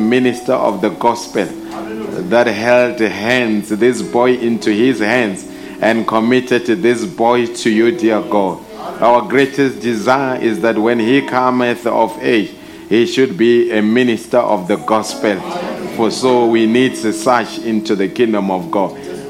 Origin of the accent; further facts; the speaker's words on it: Mamelodi, Gauteng, South Africa; I grew up in Mamelodi, attended the school there until Mamelodi High School, where I did my JC.